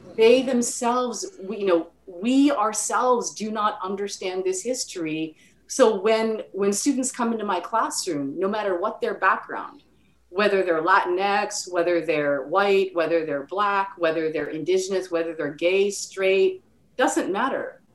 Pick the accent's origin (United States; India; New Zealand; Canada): Canada; I grew up in Canada